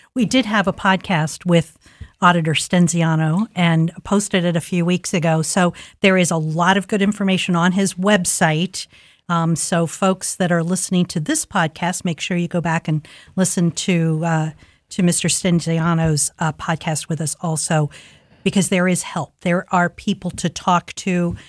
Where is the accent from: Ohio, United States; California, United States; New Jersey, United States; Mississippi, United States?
Ohio, United States; Columbus; I grew up in Linden